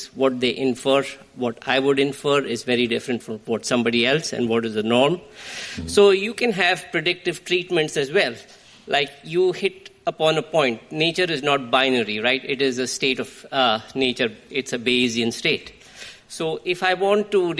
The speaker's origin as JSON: {"language": "English", "country": "India", "moved": "as an adult", "said": "I come from India"}